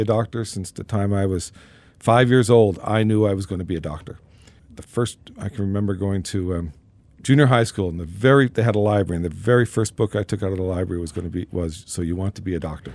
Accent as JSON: {"language": "English", "region": "Newfoundland and Labrador", "country": "Canada", "tie": "born or raised there", "said": "I was, uh, born and raised in Newfoundland"}